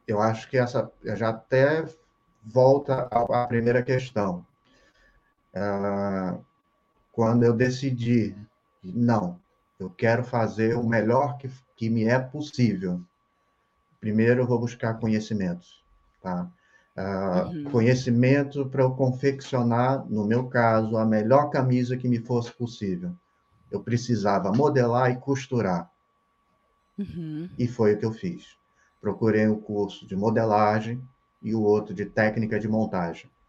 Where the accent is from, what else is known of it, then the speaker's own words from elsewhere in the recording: Rio de Janeiro, Brazil; moved away as an adult; now in Santa Catarina, Brazil; Eu sou hum. carioca, é, Rio de Janeiro. Eu tinha meu ateliê no Rio de Janeiro